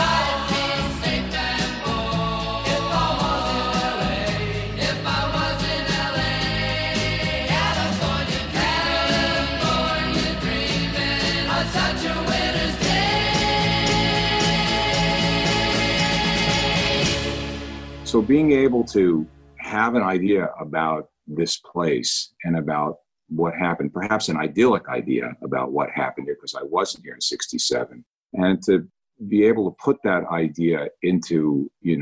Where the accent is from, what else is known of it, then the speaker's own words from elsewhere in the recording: New York, United States; now in California, United States; I grew up in New York